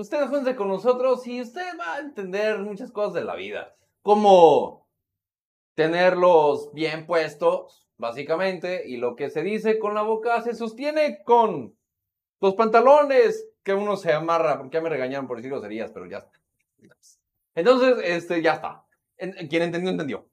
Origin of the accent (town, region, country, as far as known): Mexico